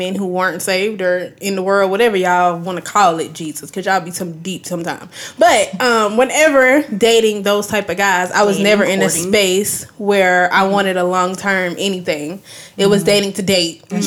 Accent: Rose Hill, North Carolina, United States; now in Atlanta, United States; I'm from Rose Hill, North Carolina

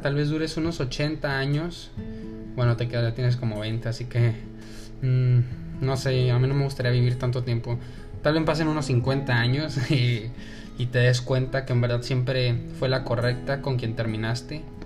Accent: Mexico; accent: Mexican; first language Spanish; also born or lived in El Paso, Texas; now in Dallas-Fort Worth, United States; me dijo que le gustaba mi acento de mexicano hablando inglés

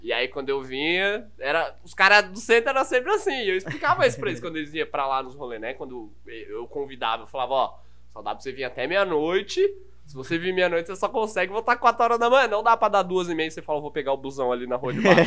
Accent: Carapicuíba, São Paulo, Brazil; accent: interior (caipira) accent; eu sou natural da Zona Oeste. Basicamente, minha vida sempre foi na Zona Oeste, ali, Carapicuíba.

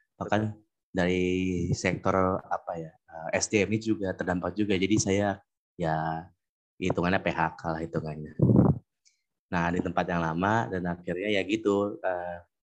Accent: Bekasi, West Java, Indonesia; Untuk sekarang saya bekerja di tempat asal saya di Kota Bekasi.

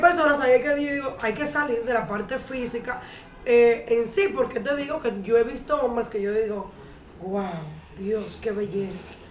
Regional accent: Cibao, Dominican Republic; soy cibaeña

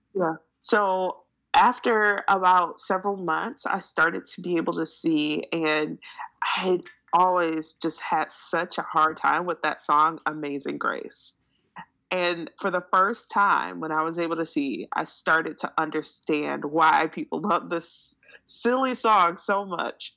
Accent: Detroit, Michigan, United States; moved away as an adult; also born or lived in Japan; now in San Antonio, United States; we had a house in Detroit, Michigan, and that's my hometown

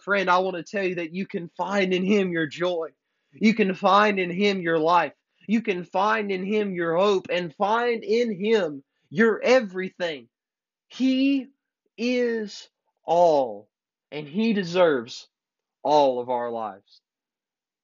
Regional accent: United States; I'm glad to be an American

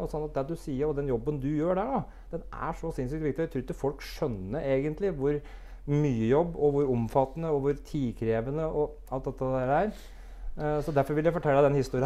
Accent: Brumunddal, Innlandet, Norway; Jeg er født og oppvokst i Brumunddal

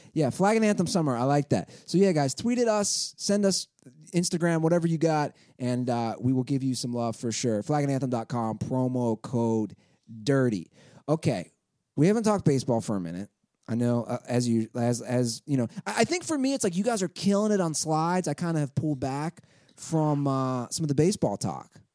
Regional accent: Cincinnati, Ohio, United States; my hometown.

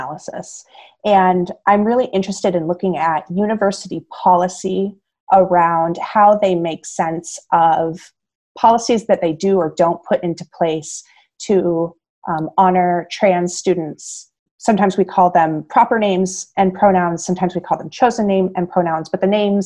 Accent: Iowa, United States; moved away as an adult; now in Illinois, United States; I was born and raised in Iowa

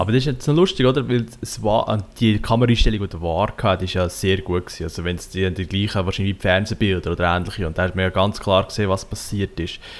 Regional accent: Central Switzerland, Switzerland; Ich komme aus Zentralschweiz.

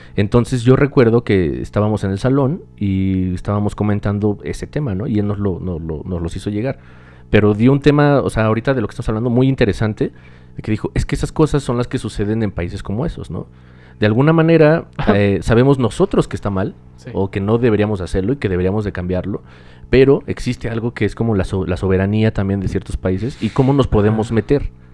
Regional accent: Mexico; México, discúlpenme si piensan que odio mi país

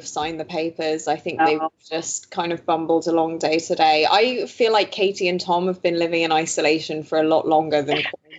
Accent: Belgium; Obviously, I grew up in Belgium, so I grew up with basically BBC One and BBC Two

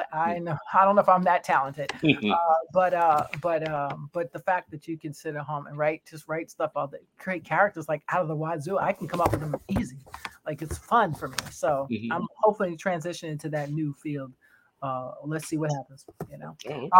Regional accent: New York City, New York, United States; I was born in Brooklyn, by the way, Kings County, yes.

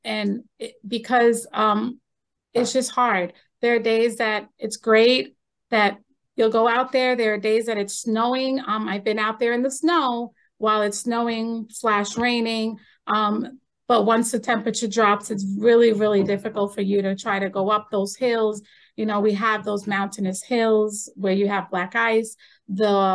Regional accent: Long Island, New York, United States; moved away as an adult; now in Manlius, United States; I came from New York City, well, from Long Island. You can still tell the accent

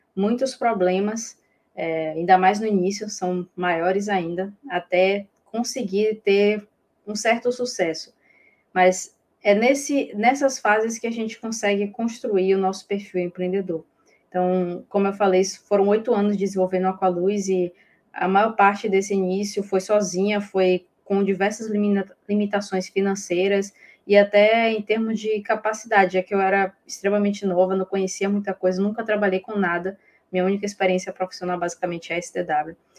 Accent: Bahia, Brazil; eu sou baiana

